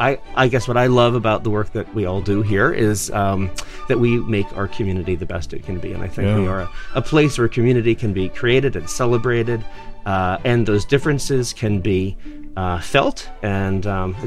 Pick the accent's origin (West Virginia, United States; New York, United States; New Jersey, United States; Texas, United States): New York, United States; upstate; moved away as an adult; also born or lived in Boston, Massachusetts / Fargo, North Dakota / Quad Cities / Marin County, California; now in Spokane, United States; I've been in Spokane just over 5 years. I am originally from the East Coast. I'm from upstate New York and college in Boston.